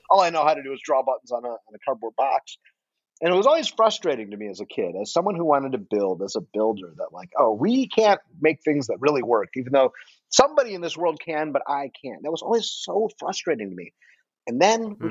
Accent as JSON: {"language": "English", "town": "Detroit", "region": "Michigan", "country": "United States", "tie": "born or raised there", "moved": "yes", "said": "I am from Detroit originally"}